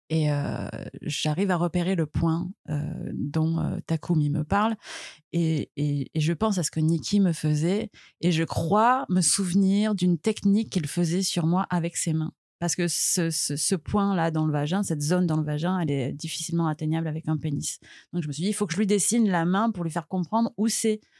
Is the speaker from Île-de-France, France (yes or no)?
no; Marseille, Provence-Alpes-Côte d'Azur, France; je suis née à Marseille, j'ai 37 ans, je suis maman aussi